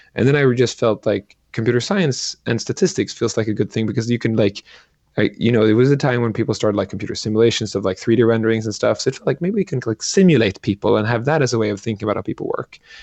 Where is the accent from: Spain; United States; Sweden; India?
Sweden; I grew up in Sweden